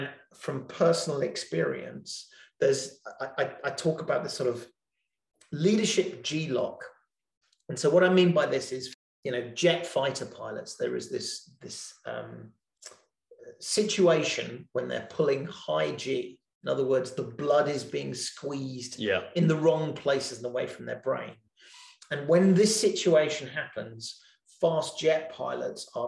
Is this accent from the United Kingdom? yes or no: yes; England, United Kingdom; being English